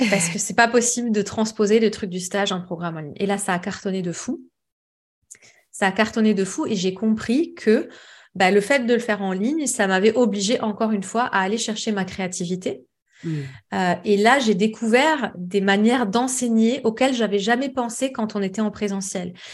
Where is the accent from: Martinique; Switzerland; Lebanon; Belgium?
Lebanon; moved away as an adult; now in Paris, France; je suis libanaise, donc j'ai fait mes études au Liban